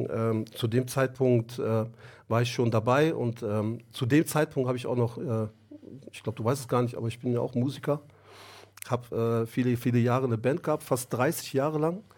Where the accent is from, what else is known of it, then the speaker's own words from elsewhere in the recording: Germany; ich bin 49 Jahre alt, äh, bin hier in Deutschland geboren. Meine Eltern kommen ursprünglich aus der Türkei, aus dem Osten der Türkei.